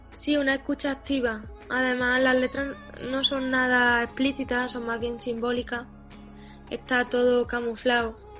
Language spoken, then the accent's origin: Spanish; Pozoblanco, Andalusia, Spain; moved away as an adult; also born or lived in Barcelona; mi calle, donde yo he crecido de niña y he jugado en el patio, se llama Federico García Lorca